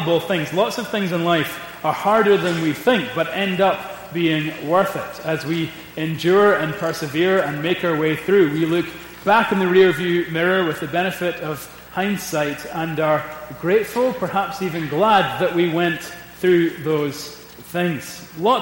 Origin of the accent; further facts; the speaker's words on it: Scotland, United Kingdom; I am a Scot